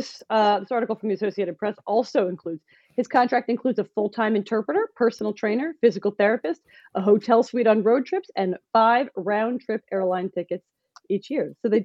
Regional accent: Philadelphia, Pennsylvania, United States; also born or lived in New Jersey; now in New York, United States; I am from Philly and I am a Philly fan.

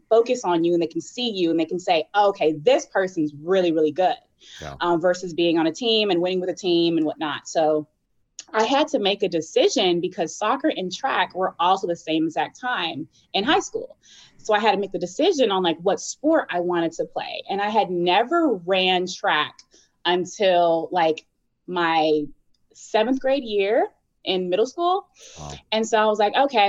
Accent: Virginia Beach, Virginia, United States; moved away as an adult; they moved to Virginia Beach and my dad was in the military. And basically, you know, my mom kind of raised us all

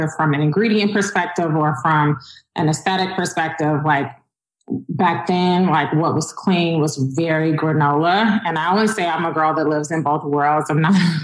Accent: Chicago, Illinois, United States; moved away; also born or lived in Atlanta / Los Angeles; I'm originally from Chicago

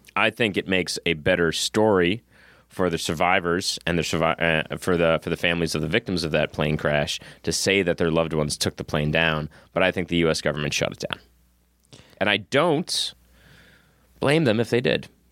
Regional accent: Massachusetts, United States; I'm from Massachusetts

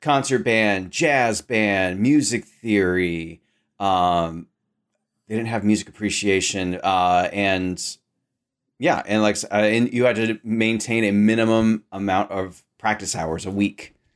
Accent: Sacramento, California, United States; I grew up in Sacramento, California

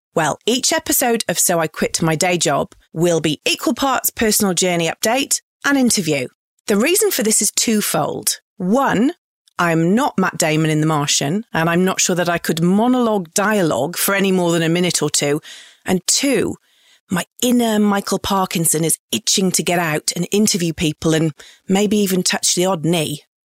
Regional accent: England, United Kingdom; moved away as an adult; now in Australia; I'm an English bird who has happily called Australia home since two thousand.

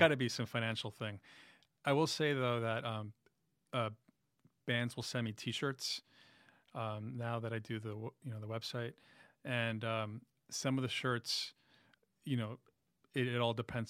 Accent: New York City, New York, United States; moved away as an adult; now in Sherman Oaks, United States; Born in Jackson Heights

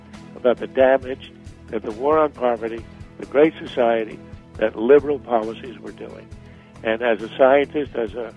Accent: Montreal, Quebec, Canada; now in United States; I grew up in Canada. I mean, born in the U.S., but my family moved to Canada when I was five. So I grew up in Montreal.

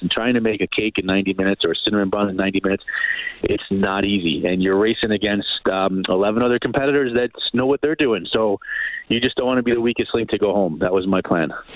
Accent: New York City, New York, United States; moved away as an adult; now in Calgary, Canada; I grew up in around New York City and uh, moved to Canada about 18, 19 years ago, and this is home for me in Canada.

